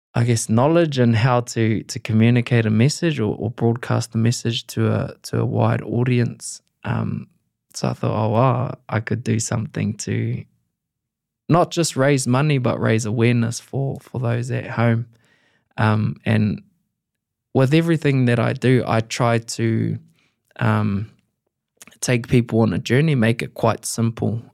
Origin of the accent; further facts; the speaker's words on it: East Coast, Gisborne, New Zealand; I'm from the East Coast of New Zealand